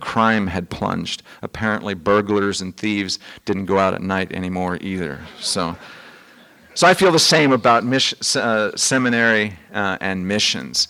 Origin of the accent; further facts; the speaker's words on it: Midwest, United States; moved away; also born or lived in Vermont; I'm from the Midwest